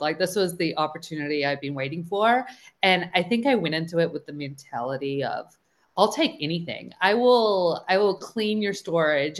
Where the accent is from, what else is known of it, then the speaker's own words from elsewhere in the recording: New Zealand; moved away as an adult; now in United States; So I'm originally from New Zealand and I moved out here fresh out of college.